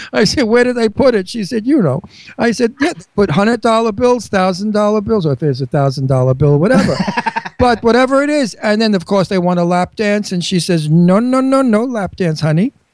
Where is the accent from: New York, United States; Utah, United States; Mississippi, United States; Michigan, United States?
New York, United States; accent: New York; now in Pennsylvania, United States; I have a New York accent. I never want to lose it.